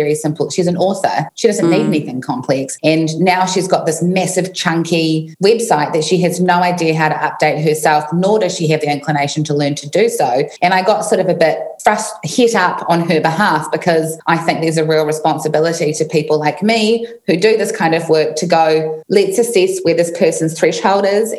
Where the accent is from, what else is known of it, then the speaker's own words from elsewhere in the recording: New Zealand; I was in New Zealand, in my hometown. Where I am right now.